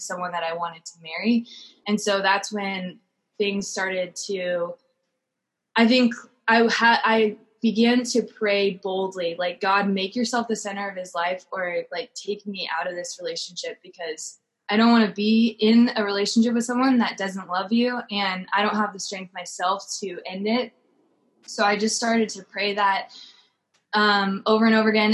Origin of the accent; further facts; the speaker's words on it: Orange County, California, United States; also born or lived in Oregon; I'm from Orange County, California